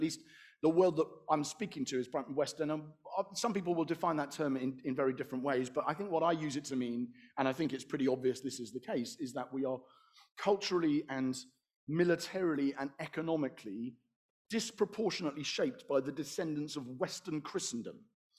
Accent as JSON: {"language": "English", "country": "Malaysia", "said": "and that's as a Malaysian again"}